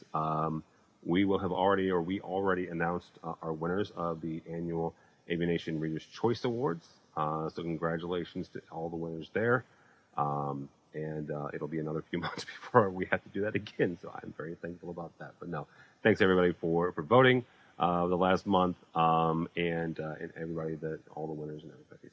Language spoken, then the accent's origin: English; St. Louis, Missouri, United States; I'm from St. Louis.